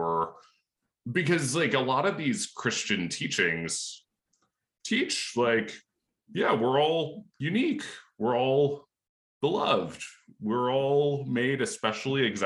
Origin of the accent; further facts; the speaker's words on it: Lancaster County, Pennsylvania, United States; I grew up in Lancaster County, Pennsylvania, which is very rural